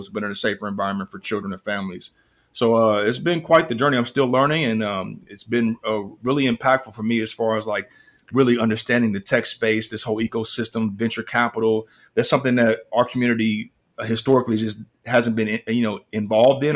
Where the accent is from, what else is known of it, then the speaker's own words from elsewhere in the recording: Kansas City, Missouri, United States; moved away as an adult; now in Atlanta, United States; I'm originally from Kansas City. I'm in Atlanta now